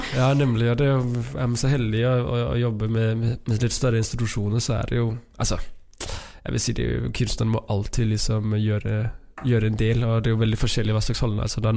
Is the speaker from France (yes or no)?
no; Denmark; Norwegian is a second language; moved away as an adult; now in Trondheim, Norway; jeg er dansk